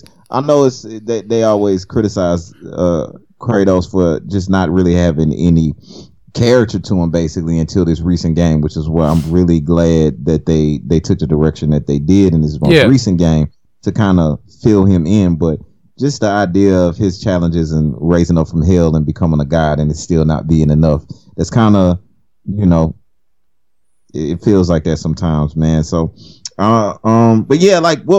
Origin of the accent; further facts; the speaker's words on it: Louisiana, United States; I'm from Louisiana